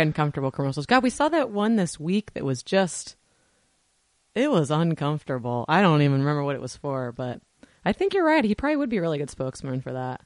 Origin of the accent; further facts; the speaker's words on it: Washington, United States; moved away; We are from Washington originally